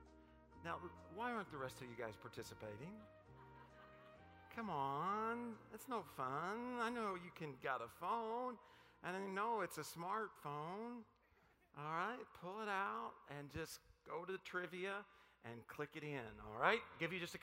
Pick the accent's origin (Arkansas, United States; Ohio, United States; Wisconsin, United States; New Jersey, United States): Arkansas, United States; Paragould; moved away; I'm from Paragould, Arkansas